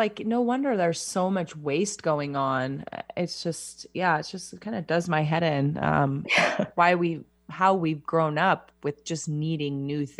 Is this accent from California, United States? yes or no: yes; California, United States; I'm a California girl. I grew up in California